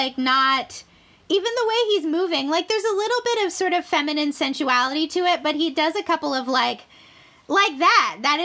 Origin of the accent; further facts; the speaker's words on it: Canada; also born or lived in United States; I'm American, but having gone to high school in Canada